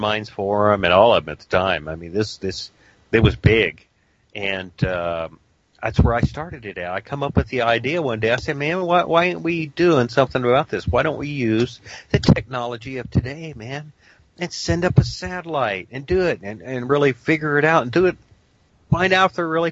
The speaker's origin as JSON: {"language": "English", "town": "Dayton", "region": "Ohio", "country": "United States", "tie": "born or raised there", "said": "I grew up in Dayton, Ohio, and I was a rock's throw practically from the Wright-Patterson Air Force Base"}